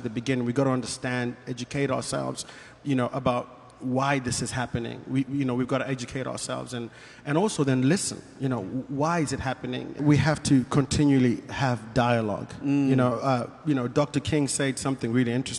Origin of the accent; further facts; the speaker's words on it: Zimbabwe; moved away as an adult; also born or lived in South Africa / Manchester, United Kingdom / Germany; now in United States; So I grew up in Zimbabwe. That's where I did my school